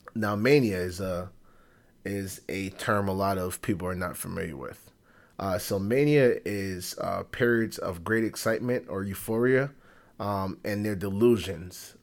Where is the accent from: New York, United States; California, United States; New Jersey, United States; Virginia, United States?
New York, United States; New York City; growing up on Fordham